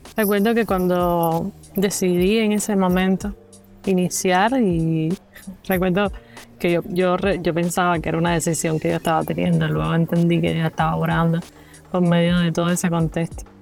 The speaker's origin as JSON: {"language": "Spanish", "region": "Pinar del Río", "country": "Cuba", "said": "tengo 30 años, soy cubana."}